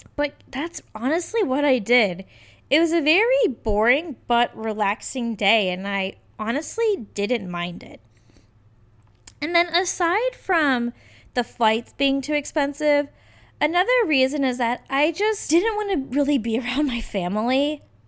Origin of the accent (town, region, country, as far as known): Richmond, United States; born or raised there; moved away